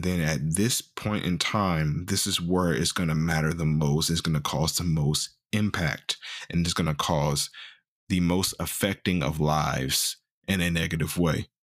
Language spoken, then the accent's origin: English; Missouri, United States; I'm from Missouri.